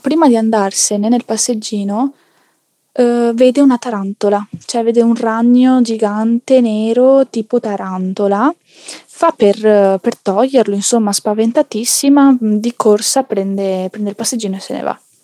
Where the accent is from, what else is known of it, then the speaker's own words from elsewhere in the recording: Naples, Campania, Italy; now in Province of Venice, Italy; abito in provincia di Venezia, anche se eh, di famiglia anche io eh, sono nata mm, a Napoli, in Campania